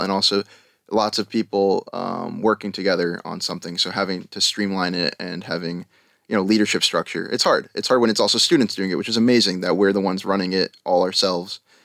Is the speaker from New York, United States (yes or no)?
yes; Long Island, New York, United States; moved away as an adult; also born or lived in Albany, New York; now in Tel Aviv, Israel; I'm from Long Island, New York.